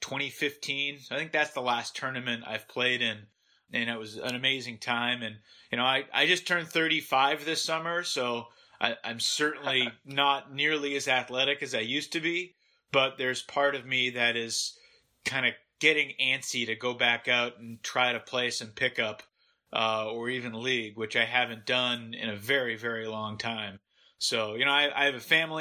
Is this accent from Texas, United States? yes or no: no; Massachusetts, United States; Growing up in Massachusetts